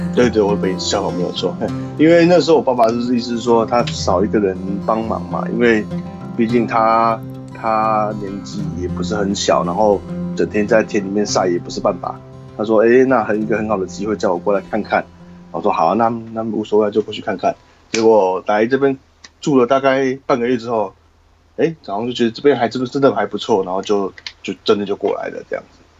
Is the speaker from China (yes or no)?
no; Taiwan; moved away as an adult; now in Cambodia; 我们台湾人